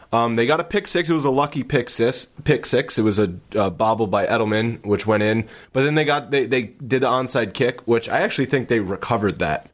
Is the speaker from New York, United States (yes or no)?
no; Rhode Island, United States; I grew up in Rhode Island.